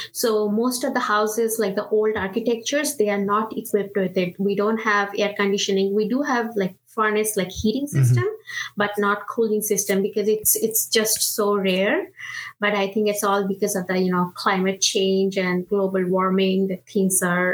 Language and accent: English; India; English is a second language; moved away as an adult; now in United States; I am originally from India, so I'm a first generation immigrant. I moved from India to US back in 2011 when I actually came to do my master's in computer science